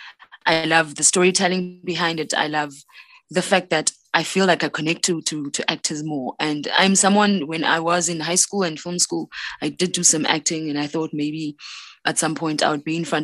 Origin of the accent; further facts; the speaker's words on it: Port Elizabeth, Eastern Cape, South Africa; moved away as an adult; now in Johannesburg, South Africa; I am from South Africa. I was born in a small town along the coast called Port Elizabeth, and then I moved to Johannesburg to start my filmmaking journey